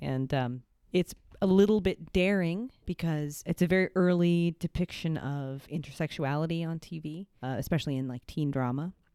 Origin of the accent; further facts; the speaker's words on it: California, United States; I'm a Californian